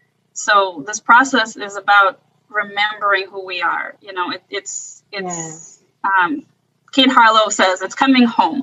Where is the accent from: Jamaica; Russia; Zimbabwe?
Russia; born there; So, you know, I was born in Russia, and the Russian culture is all about suffering.